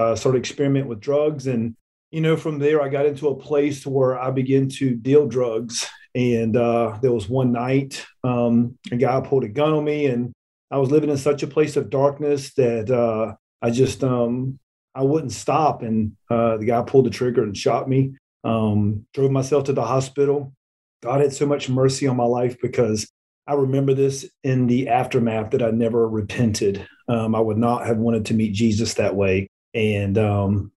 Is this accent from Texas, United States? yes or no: no; Florida, United States; moved away as an adult; now in Alabama, United States; I'm from Florida